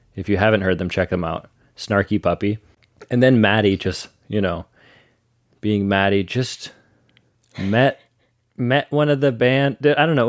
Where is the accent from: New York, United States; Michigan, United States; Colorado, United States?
Michigan, United States; Ann Arbor; That's my home, that's my home s, place, my hometown. I'm not from Detroit, but Michigan